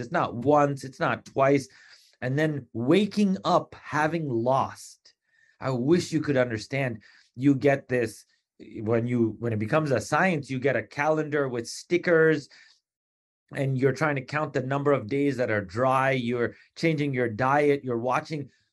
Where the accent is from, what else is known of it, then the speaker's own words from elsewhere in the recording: Long Island, New York, United States; also born or lived in East Meadow, Long Island / Garden City, Long Island; in fourth grade, we moved from Hem, uh, from East Meadow, Long Island to Garden, Hempstead, Garden City